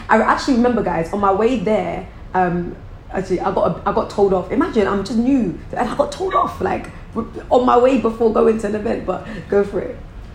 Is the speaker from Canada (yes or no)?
no; Croydon, London, United Kingdom; they're from where I'm from. I'm from Croydon.